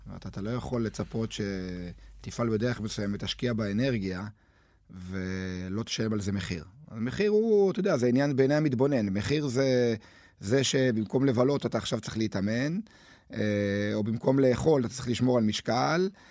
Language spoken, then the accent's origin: Hebrew; Netanya, Central District, Israel; אני גדלתי בנתניה